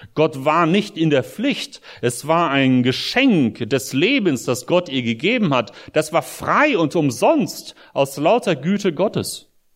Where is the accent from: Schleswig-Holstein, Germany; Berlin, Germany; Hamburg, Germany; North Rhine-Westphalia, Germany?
North Rhine-Westphalia, Germany; Espelkamp; moved away as an adult; also born or lived in Soviet Union / Brussels, Belgium / United States; ich bin hier in Deutschland in Esbekamp groß geworden, als Kind auch aus der Sowjetunion eingewandert im Alter von neun